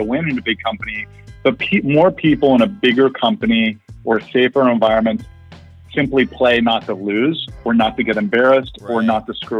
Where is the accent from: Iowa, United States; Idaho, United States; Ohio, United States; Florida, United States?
Ohio, United States; I grew up in Ohio